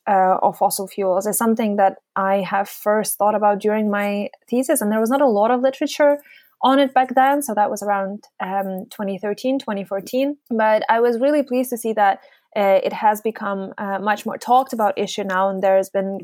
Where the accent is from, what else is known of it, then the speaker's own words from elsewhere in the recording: Yalta, Crimea, Ukraine; moved away as an adult; also born or lived in Groningen, Netherlands; now in Aberdeen, United Kingdom; I grew up in a small town called Yalta